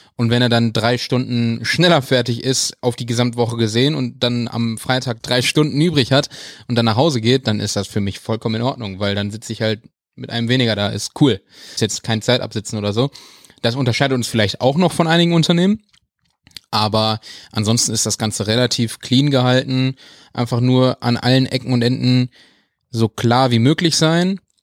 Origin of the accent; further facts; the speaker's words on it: Wuppertal, North Rhine-Westphalia, Germany; Weil ich bin ja in Wuppertal groß geworden